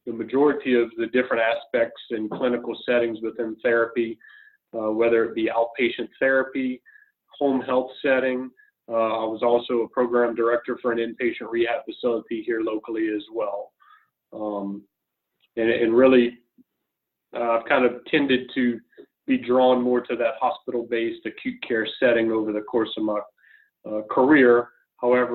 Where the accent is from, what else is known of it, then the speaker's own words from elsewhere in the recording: Lafayette, Louisiana, United States; also born or lived in New York City / Houston, Texas; I grew up locally in Lafayette, Louisiana, and moved away for college